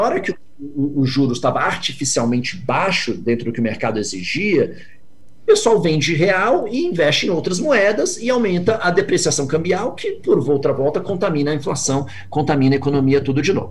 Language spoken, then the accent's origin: Portuguese; Brazil; me anuncio como sendo brasileiro